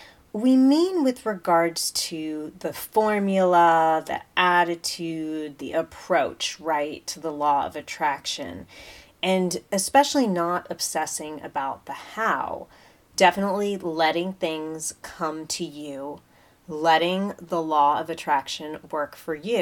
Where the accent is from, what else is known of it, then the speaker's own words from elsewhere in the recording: United States; as an American